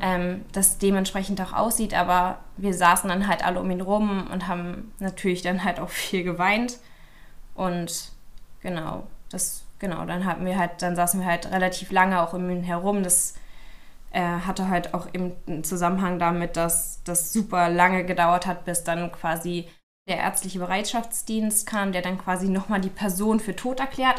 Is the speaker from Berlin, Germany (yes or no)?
yes; Berlin, Germany; ich komme aus Berlin